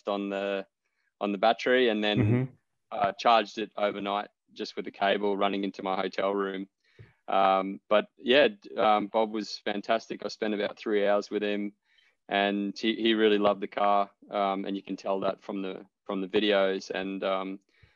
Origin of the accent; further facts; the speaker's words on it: central Queensland, Australia; moved away; I grew up in a small mining town in central Queensland